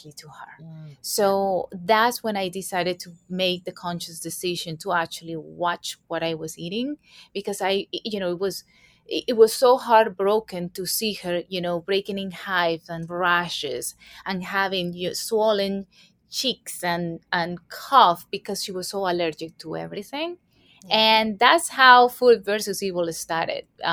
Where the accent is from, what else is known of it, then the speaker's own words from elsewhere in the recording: Colombia; moved away as an adult; now in New York City, United States; I was born and raised in Colombia, South America